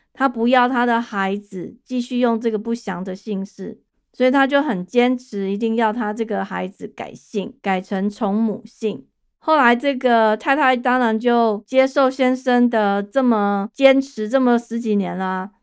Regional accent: Taiwan; now in United States; 我在台湾长大的人

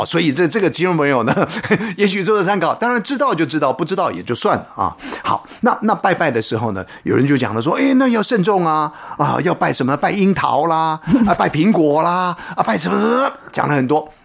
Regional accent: Taiwan; 就在我们台湾呢，作为一个台湾人

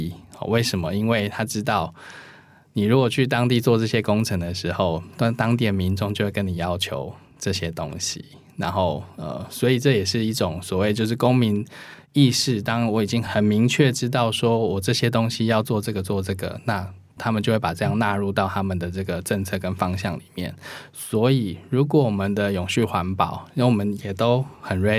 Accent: Taiwan; 我觉得我们台湾人做的没有很差哦

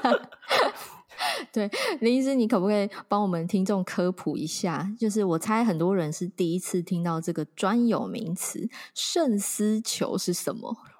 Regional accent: Taiwan; 我觉得我们台湾人知道我们是洗肾王国

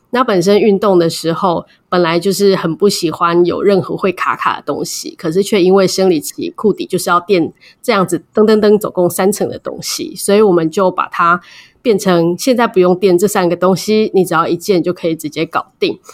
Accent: Taiwan; 身为台湾人，在台湾这个地方

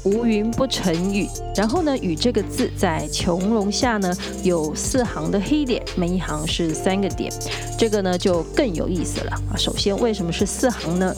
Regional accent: Tainan, Taiwan; 我的家乡台南盐水元宵节呢，比过年还热闹啊，因为盐水的风炮习俗呢，远近驰名啊

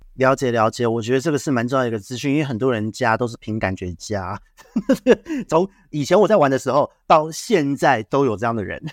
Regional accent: Taiwan; 我们台湾这边

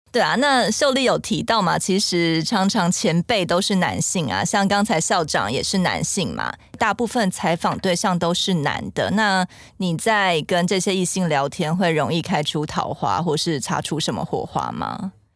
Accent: Hualien, Hualien County, Taiwan; moved away; 我也是花莲人啦

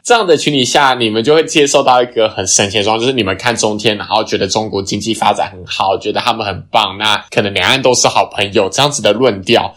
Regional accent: Taiwan; 我们作为一个台湾人，我们应该要更相信自己一点

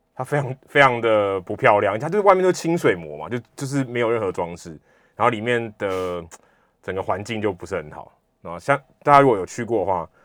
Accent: Taiwan; 其实我也是跟大家差不多，就是我小时候都是在台湾，然后土生土长

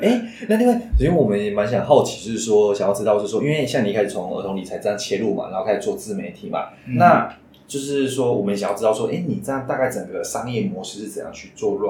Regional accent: central Taiwan, Taiwan; 我是中，我是中部人，所以台中也有。

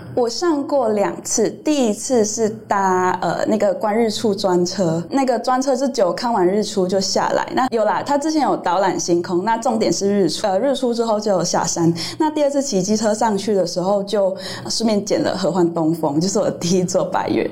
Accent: Malaysia; moved away as an adult; now in Taiwan; 我来自马来西亚，我已经在台湾，呃，长久居住八年

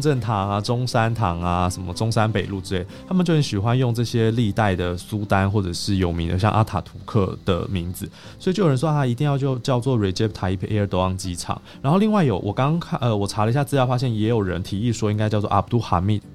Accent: Taiwan; 我们台湾人

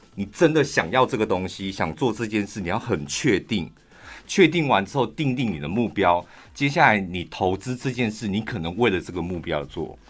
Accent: Taichung, Taiwan; 我们台中人

